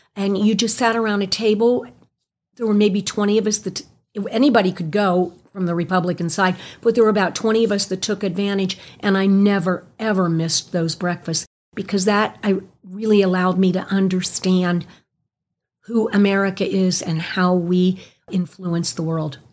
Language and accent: English; Clermont County, Ohio, United States; I was from Claremont County